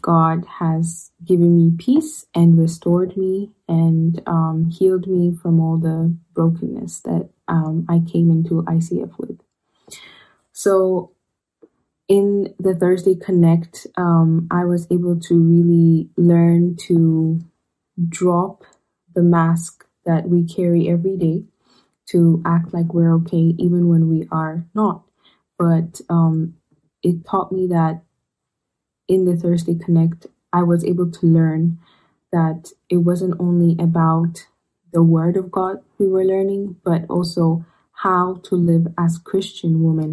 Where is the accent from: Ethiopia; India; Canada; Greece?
Ethiopia; moved away as an adult; now in Rome, Italy; I am from Ethiopia